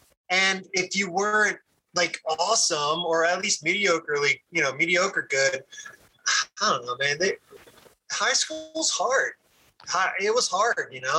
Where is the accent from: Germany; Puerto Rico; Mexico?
Puerto Rico; When you're in school and then you come across another Puerto Rican dude, it's like, hey man, we got something in common.